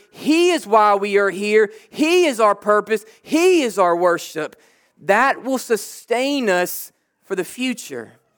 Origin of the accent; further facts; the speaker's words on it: Jackson, United States; now in Huntington, United States; I'm from Jackson